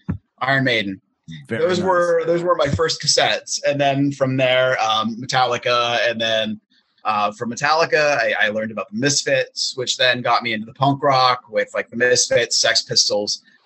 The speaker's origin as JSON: {"language": "English", "region": "Pennsylvania", "country": "United States", "tie": "born or raised there", "said": "I was actually born and raised in Pennsylvania"}